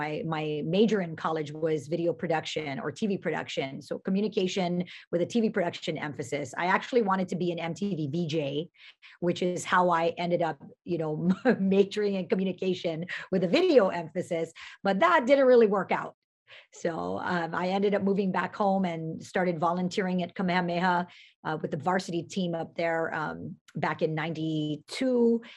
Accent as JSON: {"language": "English", "town": "Pearl City", "region": "Hawaii", "country": "United States", "tie": "born or raised there", "said": "I grew up in Pearl City"}